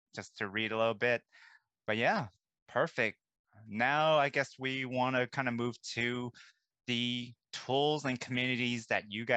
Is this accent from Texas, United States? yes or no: no; Bay Area, California, United States; I'm from the Bay Area